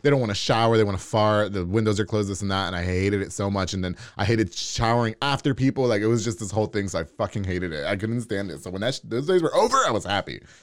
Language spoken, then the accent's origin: English; New York, United States; now in Waco, United States; I grew up in New York